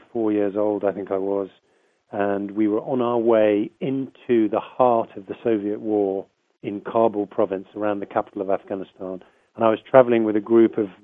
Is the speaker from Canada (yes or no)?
no; United Kingdom; I'm a British journalist.